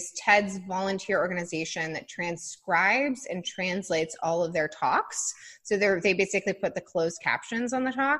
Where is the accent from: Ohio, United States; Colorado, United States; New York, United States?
Colorado, United States; I grew up in Colorado